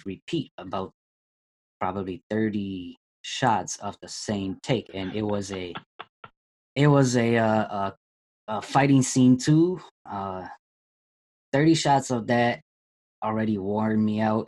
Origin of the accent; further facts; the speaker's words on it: Minnesota, United States; I was born in Minnesota, I lived here my entire life, and never traveled out of country